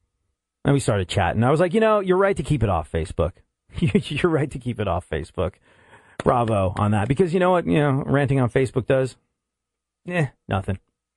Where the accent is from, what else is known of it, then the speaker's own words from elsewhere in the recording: England, United Kingdom; And I remember being a kid growing up in England and realizing for the first time that maybe things were a little different.